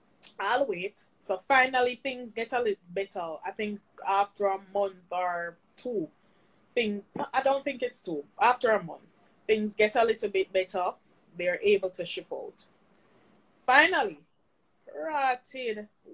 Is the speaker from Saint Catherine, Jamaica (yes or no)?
yes; Saint Catherine, Jamaica; Even when, because I'm from St. Catherine, when I was on lockdown, I find an excuse, I pass the borders, and I still try and deliver.